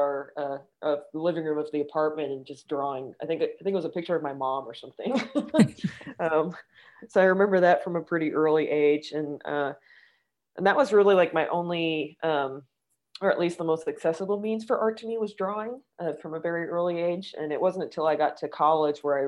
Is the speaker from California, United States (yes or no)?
no; New York City, New York, United States; I was born and raised in Manhattan